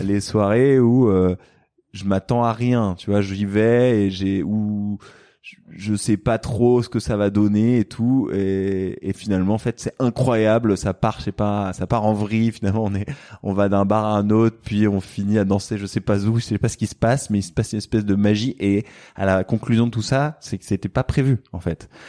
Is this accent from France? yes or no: yes; France; also born or lived in Silicon Valley, United States; now in Marseille, France; on est français